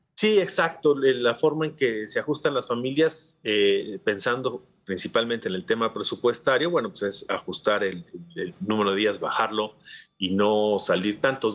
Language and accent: Spanish; Mexico